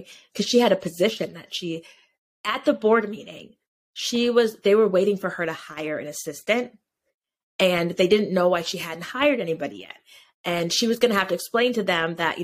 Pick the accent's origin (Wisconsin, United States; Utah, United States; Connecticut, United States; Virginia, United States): Connecticut, United States; also born or lived in Georgia; I grew up in the town that the pregnancy center is